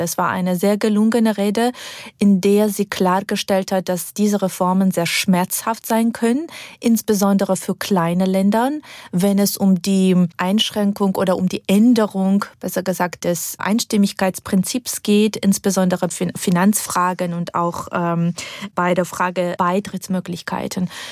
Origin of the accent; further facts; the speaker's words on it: Georgia; German is a second language; moved away as an adult; now in Germany; als gebürtige Georgierin